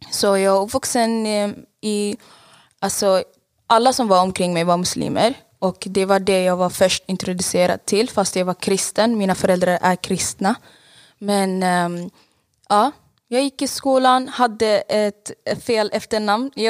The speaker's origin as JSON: {"language": "Swedish", "country": "Saudi Arabia", "tie": "born or raised there", "said": "Eh, jag är 24 år gammal och jag är född och uppväxt i Saudiarabien. Mina föräldrar flydde till Saudiarabien för det var krig i Eritrea, så jag är eritreansk."}